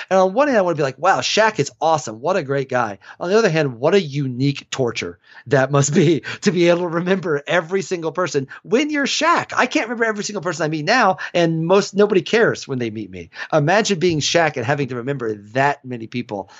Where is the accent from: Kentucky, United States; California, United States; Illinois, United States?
Illinois, United States; now in Atlanta, United States; in my hometown, Illinois basketball was the Yankees